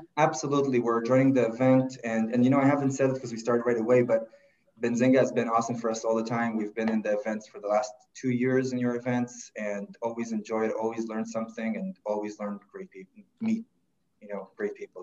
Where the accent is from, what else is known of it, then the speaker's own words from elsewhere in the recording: Israel; moved away as an adult; now in Toronto, Canada; I, am originally from, from Israel and I kind of did the regular path there, military service